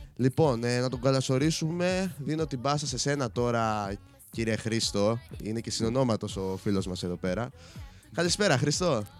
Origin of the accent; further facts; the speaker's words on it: Chania, Crete, Greece; είμαι από τα Χανιά